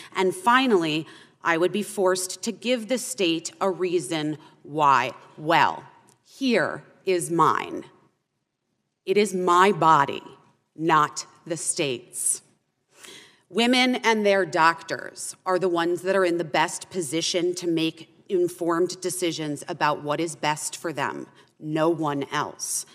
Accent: Arizona, United States; my home state of Arizona

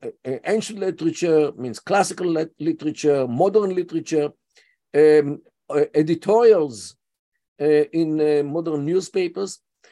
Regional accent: Tel Aviv, Tel Aviv District, Israel; first language Yiddish; English is a second language; I was born in 1952, means I am in my 71st year. And I grew up in Tel Aviv, and I went to high school in Tel Aviv

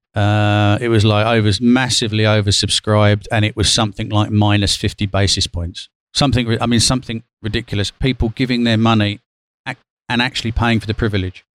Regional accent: London, United Kingdom; moved away as an adult; also born or lived in Athens, Greece; as a Londoner

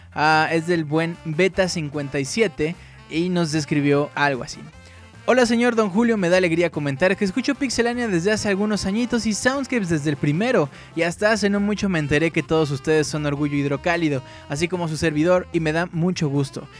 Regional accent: Mexico City, Mexico; yo no soy hidrocálido, yo soy del Distrito Federal

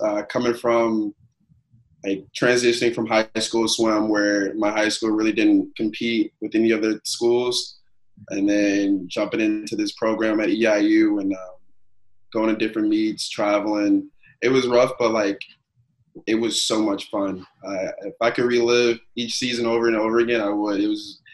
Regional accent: St. Louis, Missouri, United States; also born or lived in Chicago; Growing up in Missouri is pretty fun. I've lived here my whole life, for the most part

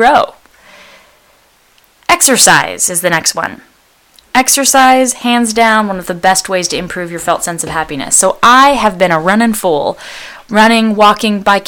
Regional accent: Bay Area, California, United States; I was born in the Bay Area of California in a place that's relatively safe

